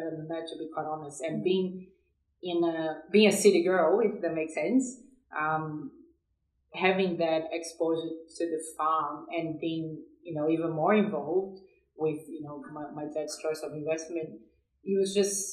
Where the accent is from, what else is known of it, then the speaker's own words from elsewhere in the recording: São Paulo, Brazil; moved away as an adult; now in Australia; I was born and raised in São Paulo, which is a big city in Brazil